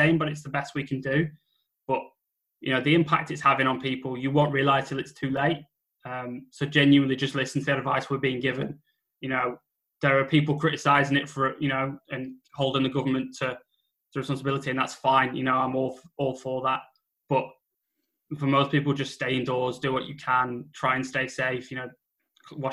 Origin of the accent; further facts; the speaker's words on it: United Kingdom; white British people